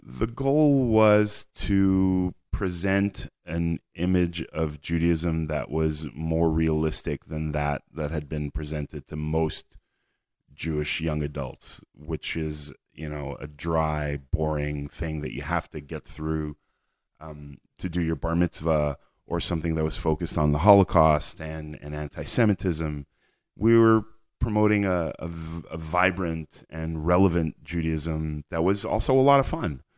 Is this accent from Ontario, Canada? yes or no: no; Montreal, Quebec, Canada; moved away as an adult; now in Israel; moved to Canada, where I grew up